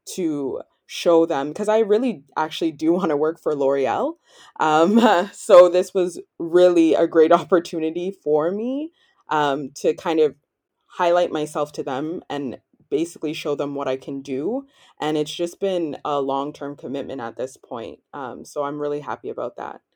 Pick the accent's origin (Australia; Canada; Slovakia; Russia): Canada; Ottawa, Ontario; moved away as an adult; also born or lived in Toronto, Canada; now in Cergy, France; I'm from Ottawa, Canada, but I've actually spent the last six years in Toronto.